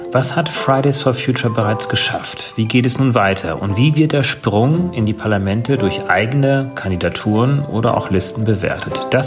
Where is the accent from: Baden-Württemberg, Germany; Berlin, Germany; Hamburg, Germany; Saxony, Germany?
Saxony, Germany; Zwickau; Ich komme aus Zwickau, also eher aus so einer östlichen